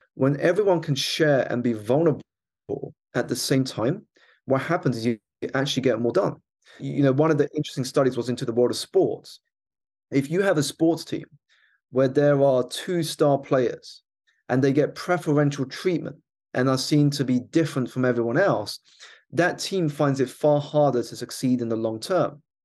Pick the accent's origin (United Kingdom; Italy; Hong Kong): United Kingdom; my background is I was born here in the United Kingdom. to two Malaysian Chinese parents who had emigrated here for a better life